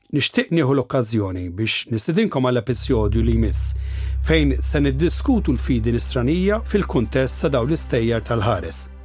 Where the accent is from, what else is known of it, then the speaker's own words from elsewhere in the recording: Malta; jekk aħna Maltin lestix biex nemnu kollox malajr